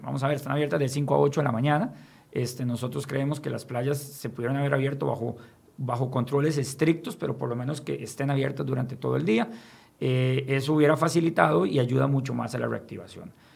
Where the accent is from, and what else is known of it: Costa Rica